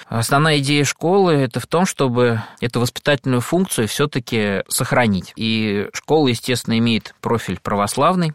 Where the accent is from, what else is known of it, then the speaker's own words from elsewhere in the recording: Khvalynsk, Saratov Oblast, Russia; moved away; в Саратовской области, в Хвалынске, откуда я родом